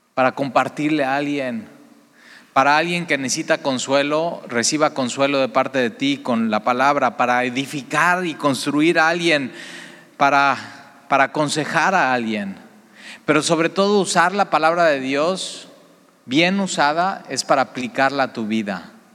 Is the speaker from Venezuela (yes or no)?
no; Veracruz, Mexico